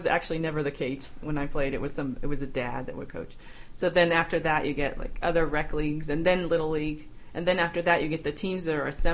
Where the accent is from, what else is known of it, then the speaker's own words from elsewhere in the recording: Denver, Colorado, United States; my experiences growing up in Denver.